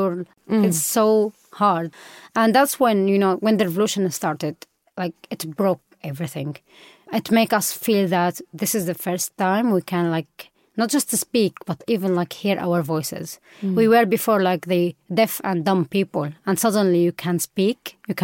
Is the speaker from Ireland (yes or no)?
no; Aleppo, Aleppo Governorate, Syria; moved away; I am from Aleppo